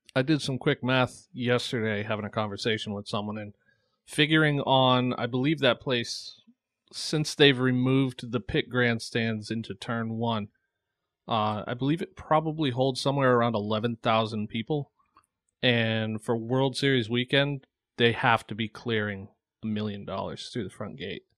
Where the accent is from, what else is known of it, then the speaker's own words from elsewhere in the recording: Webster, Massachusetts, United States; also born or lived in Florida / Dudley, Massachusetts / Southbridge, Massachusetts / Oxford, Massachusetts; I grew up in Webster, Massachusetts